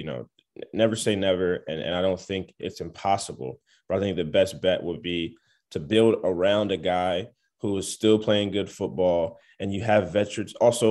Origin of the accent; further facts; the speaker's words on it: Philadelphia, Pennsylvania, United States; I grew up in Philadelphia.